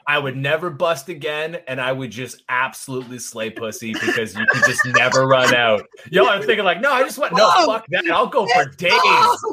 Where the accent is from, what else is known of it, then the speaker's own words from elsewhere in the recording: Georgia, United States; I'm already from Georgia